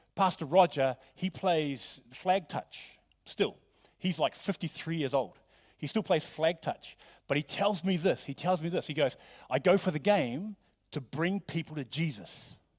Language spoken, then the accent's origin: English; New Zealand; moved away; I'm from New Zealand